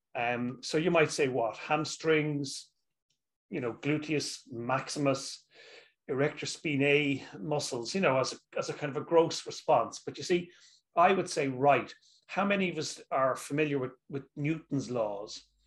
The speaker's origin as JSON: {"language": "English", "town": "Dublin", "region": "Leinster", "country": "Ireland", "also_born_or_lived": "Dundee, Scotland", "said": "where I'm from, I'm from Dublin, Ireland."}